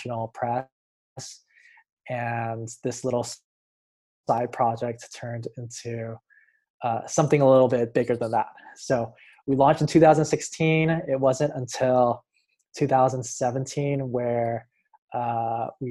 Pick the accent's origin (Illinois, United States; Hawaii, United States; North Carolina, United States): Hawaii, United States; now in Los Angeles, United States; I'm originally from Hawaii, but now I live in Los Angeles, California.